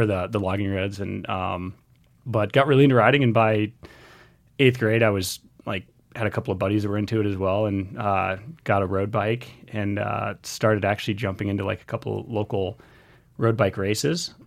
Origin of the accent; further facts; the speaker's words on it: Missoula, Montana, United States; I grew up here in Missoula, Montana